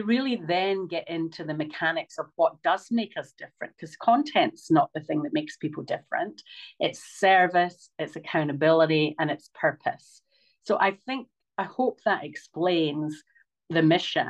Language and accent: English; Scotland, United Kingdom; also born or lived in Queensland, Australia; now in Australia; I'm Scottish